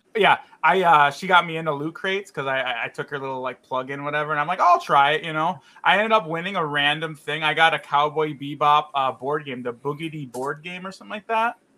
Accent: Chicago, Illinois, United States; I grew up in Chicago, and we had all imports

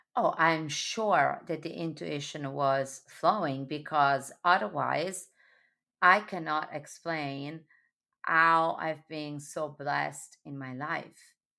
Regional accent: Sardinia, Italy; now in New York, United States; born and raised in Sardinia

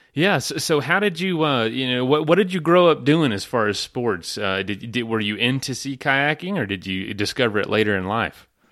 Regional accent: East Coast, United States; moved away; growing up on the East Coast

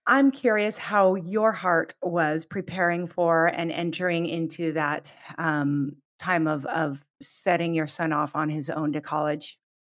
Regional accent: Pacific Northwest, United States; moved away as an adult; also born or lived in Southern California; I grew up in the Pacific Northwest and went to college in Southern California

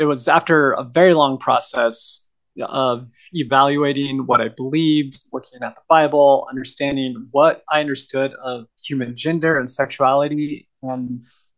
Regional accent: Southern Oregon, United States; moved away; also born or lived in Idaho; I grew up in Southern Oregon

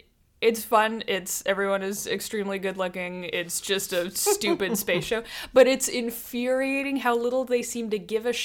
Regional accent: Canada; We are Canadian.

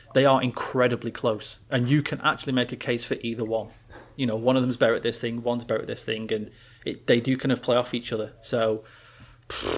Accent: England, United Kingdom; I'm fucking English

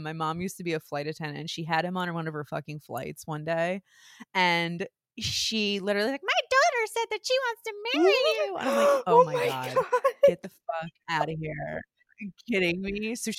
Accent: New Jersey, United States; I mean, I'm fucking from New Jersey.

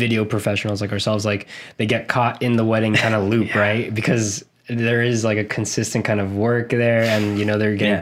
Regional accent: South Florida, United States; also born or lived in Argentina; now in Orlando, United States; I was born actually in Argentina, but I moved here at a pretty young age to Florida

